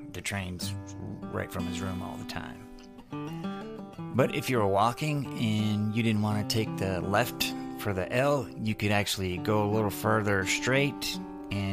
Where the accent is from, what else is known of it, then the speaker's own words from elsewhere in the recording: Adrian, Michigan, United States; moved away; I was born in Adrian, Michigan